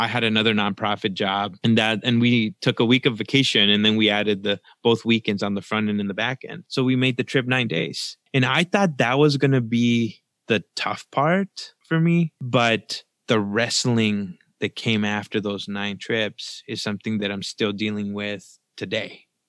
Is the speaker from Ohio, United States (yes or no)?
no; Texas, United States; English is a second language; also born or lived in Mexico; I was wrestling with my identity as a Mexican-American because I was born in Mexico. And I moved to Texas with my family at 7 years old.